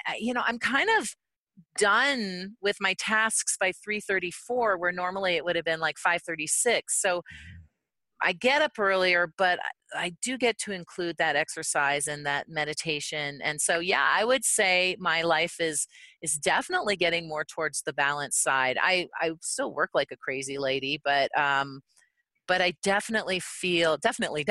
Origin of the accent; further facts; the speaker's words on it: Canada; now in United States; as a Canadian